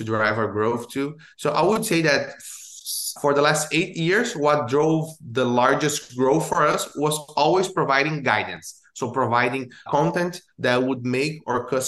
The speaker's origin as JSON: {"language": "English", "country": "Brazil", "tie": "born or raised there", "moved": "as an adult", "lives_now": "Orlando, United States", "said": "I'm based here in Orlando, Florida, but I was born in Brazil, and I moved to the US"}